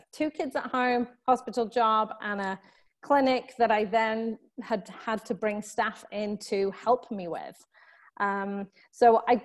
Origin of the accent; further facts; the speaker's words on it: United Kingdom; moved away as an adult; now in Southern California, United States; you can probably tell from my accent that I am from the UK originally.